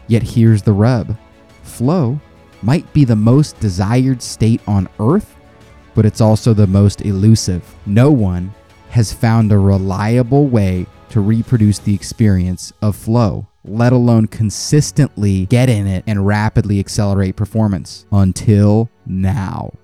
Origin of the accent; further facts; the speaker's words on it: United States; I'm American